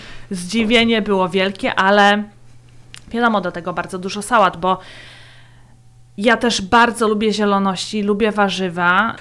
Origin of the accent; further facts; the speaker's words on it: Poland; also born or lived in Latvia; now in Austria; urodziłam się na Łotwie, wychowałam w Polsce, stąd e, mój doskonały język polski